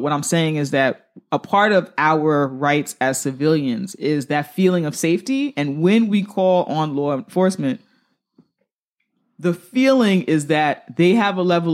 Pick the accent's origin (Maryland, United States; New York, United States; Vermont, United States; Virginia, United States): New York, United States; New York City; I'm a New Yorker.